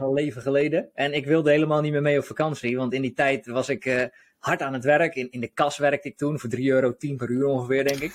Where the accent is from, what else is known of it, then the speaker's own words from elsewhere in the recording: Hoeksche Waard, South Holland, Netherlands; now in De Wijk, Netherlands; ik kom zelf uit de Hoekse Waard, dus onder Rotterdam